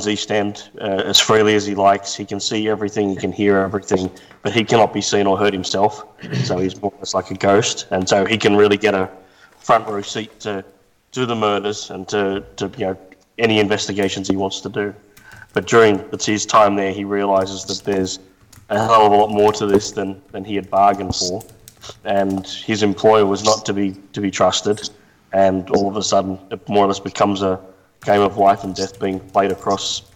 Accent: Australia; moved away as an adult; now in Tampa, United States; I'm based in Tampa, Florida. I probably don't sound like it. I'm originally from Australia, but moved over to the US about 14 years ago

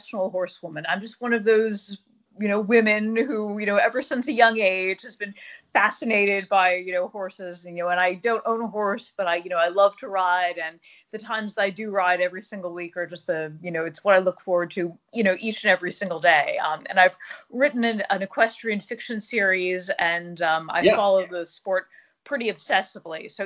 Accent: New Jersey, United States; born or raised there

